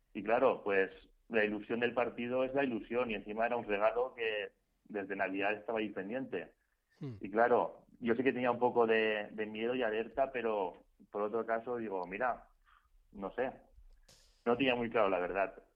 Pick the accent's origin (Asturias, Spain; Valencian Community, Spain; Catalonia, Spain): Valencian Community, Spain; Valencia; yo soy de Valencia